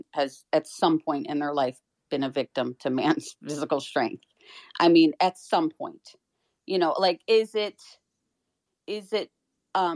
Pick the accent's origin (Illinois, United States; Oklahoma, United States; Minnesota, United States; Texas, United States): Illinois, United States; Chicago; I grew up in Chicago, so it wasn't like I was in, an area where I could be protected